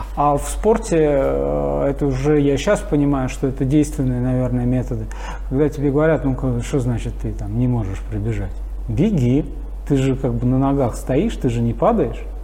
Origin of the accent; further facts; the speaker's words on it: Moscow, Russia; мы переехали на Каширку. И там вот, собственно говоря, в... я и пошел в школу, в пятый класс